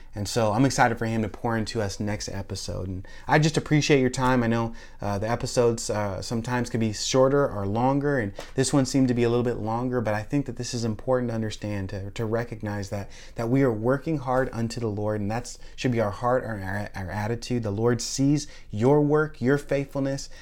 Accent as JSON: {"language": "English", "town": "Tacoma", "region": "Washington", "country": "United States", "tie": "born or raised there", "moved": "as an adult", "lives_now": "Florida, United States", "said": "I grew up in Tacoma, Lakewood"}